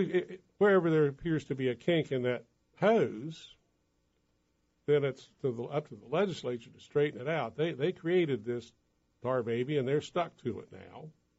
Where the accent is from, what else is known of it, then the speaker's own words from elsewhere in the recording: St. Albans, West Virginia, United States; I grew up in St. Albans, relatives in Putnam and Mason.